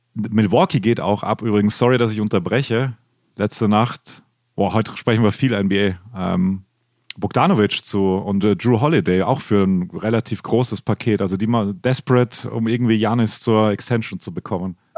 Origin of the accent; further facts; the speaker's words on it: western Austria, Austria; moved away as an adult; also born or lived in Vienna, Austria; now in Germany; Also ich bin ja im Westen aufgewachsen und dann nach Wien gegangen.